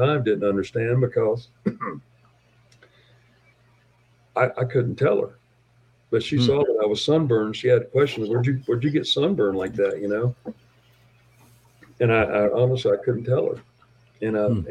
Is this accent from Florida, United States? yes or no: yes; Tampa, Florida, United States; now in South Dakota, United States; I'm from Tampa, Florida